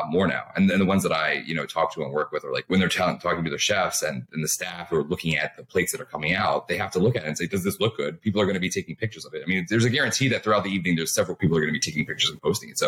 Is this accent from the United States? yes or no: yes; Baltimore, Maryland, United States; also born or lived in New York / Washington, D.C.; I'd always say Baltimore